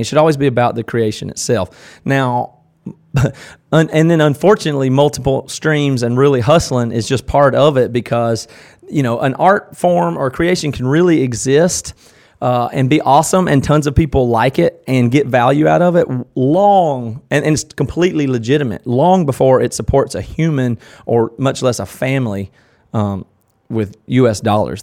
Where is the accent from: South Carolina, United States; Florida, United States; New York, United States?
South Carolina, United States; Tigerville; born or raised there; accent: southern